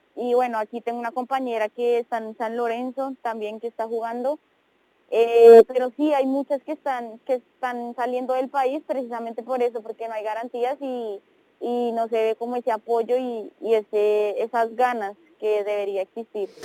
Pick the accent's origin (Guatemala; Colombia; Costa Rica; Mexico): Colombia; moved away